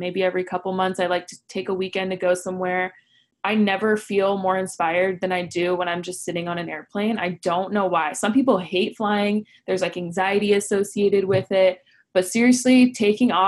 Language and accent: English; Orange County, California, United States; the way I grew up in Orange County